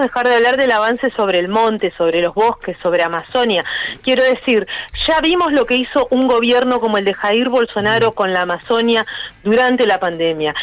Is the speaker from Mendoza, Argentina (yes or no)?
no; Rosario, Santa Fe, Argentina; moved away as an adult; now in Buenos Aires, Argentina; yo soy de Rosario y me vine a Buenos Aires a hacer la carrera de biología en exactas